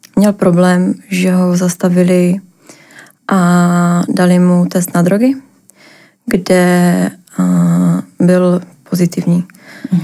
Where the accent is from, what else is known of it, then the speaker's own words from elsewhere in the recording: Ostrava, Moravian-Silesian Region, Czechia; moved away as an adult; now in Prague, Czech Republic; pocházím z Ostravy, přestěhovala do Prahy